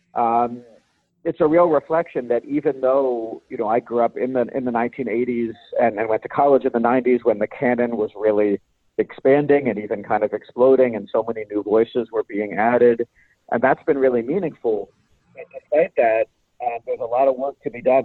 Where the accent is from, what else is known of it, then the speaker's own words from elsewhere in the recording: Virginia, United States; I grew up in the South